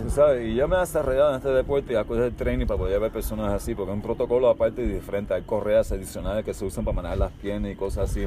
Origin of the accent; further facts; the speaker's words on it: Miami, Florida, United States; also born or lived in California / Cuba (parents); Yo Nací en California de padres cubanos. Mi crianza es mayormente en Miami, Florida